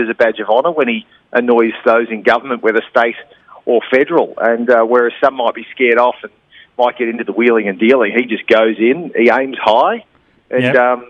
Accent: Central Coast, New South Wales, Australia; I grew up on the Central Coast

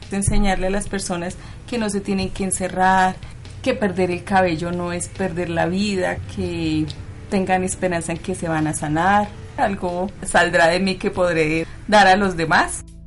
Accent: Bogotá, Colombia; Yo nací aquí en Bogotá.

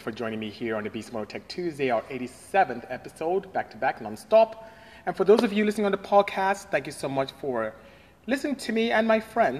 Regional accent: Nigeria; I am Nigerian. I'm from West Africa, Nigeria, to the exact coastal West Africa

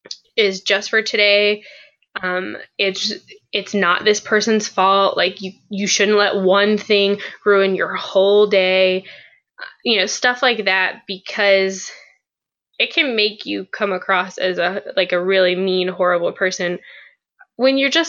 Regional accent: West Virginia, United States; moved away; we're from West Virginia

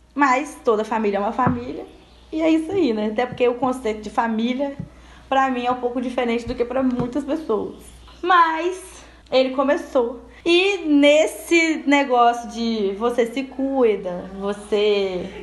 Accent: Espírito Santo, Brazil; eu sou capixaba

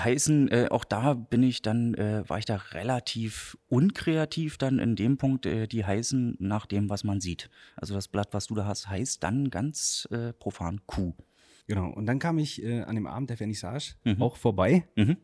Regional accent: Berlin, Germany; accent: Berlin; moved away as an adult; now in Greifswald, Germany; geboren in Berlin, 2007 zum Studium nach Greifswald gekommen

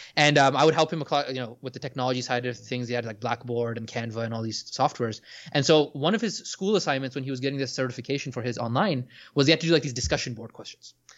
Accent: Orlando, Florida, United States; I was growing up in Orlando

